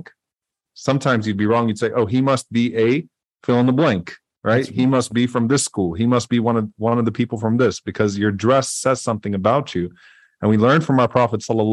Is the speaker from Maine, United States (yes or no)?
no; New Orleans, Louisiana, United States; I'm from New Orleans. We have the Caribbean influence